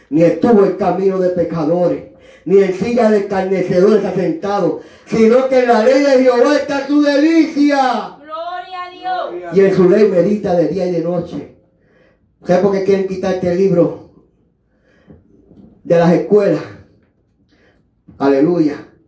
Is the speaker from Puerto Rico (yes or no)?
yes; Puerto Rico; moved away; Ahí en Buffalo, New York, yo tuve que, aleluya, como llegué de Puerto Rico, aleluya, y cogí ayuda de gobierno